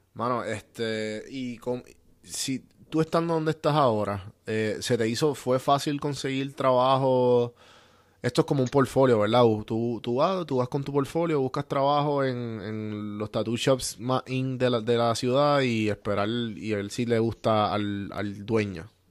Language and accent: Spanish; Puerto Rico; moved away as an adult; also born or lived in Atlanta; mi, de mi tierra, de mis amistades